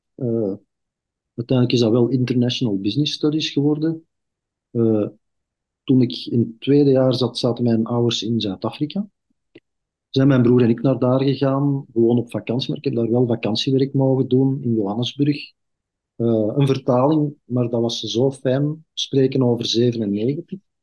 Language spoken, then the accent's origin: Dutch; Belgium; ik ben zelf een Kempenaar